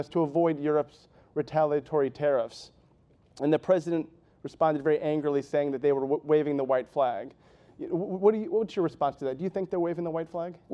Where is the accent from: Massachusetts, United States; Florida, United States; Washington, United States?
Massachusetts, United States; But I lost both my home state senators, not that I'm counting.